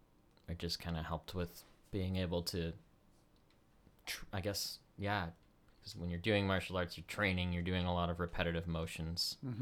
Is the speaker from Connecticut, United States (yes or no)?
yes; Connecticut, United States; born there; I'm actually, I was born in Connecticut.